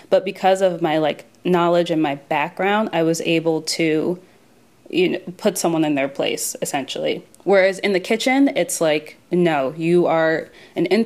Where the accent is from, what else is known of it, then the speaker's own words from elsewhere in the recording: Maryland, United States; I said to him very calmly, I grew up in Maryland.